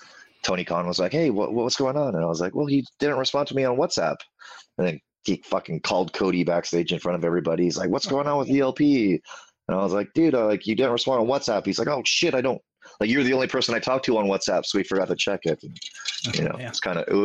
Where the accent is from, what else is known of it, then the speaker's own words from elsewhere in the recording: Canada; moved away; You know, I moved from Canada, went to England, had no bookings in England except through RevPro